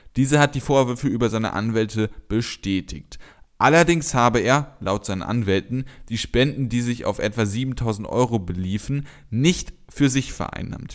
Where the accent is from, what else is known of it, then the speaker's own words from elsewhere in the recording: Germany; als Deutscher